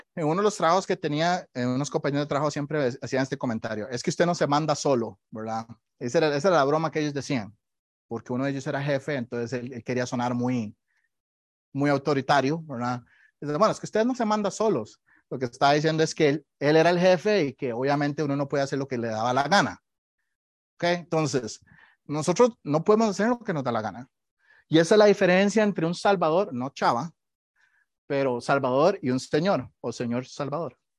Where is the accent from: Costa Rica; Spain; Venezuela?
Costa Rica; moved away; Yo soy de Costa Rica y ahí tenemos muchos eh, temblores todo el día